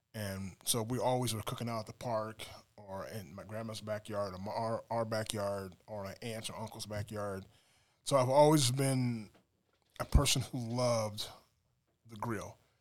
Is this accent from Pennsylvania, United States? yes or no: no; Des Moines, Iowa, United States; I'm from Des Moines, Iowa, cornfed, Midwest boy.